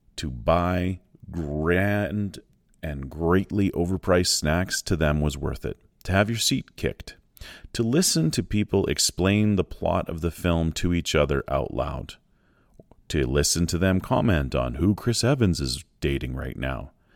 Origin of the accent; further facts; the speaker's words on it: Shaunavon, Saskatchewan, Canada; my hometown movie theater in Shaunam, in Saskatchewan